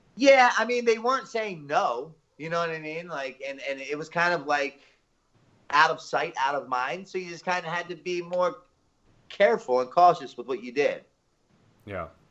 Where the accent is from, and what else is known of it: Baltimore, Maryland, United States; born or raised there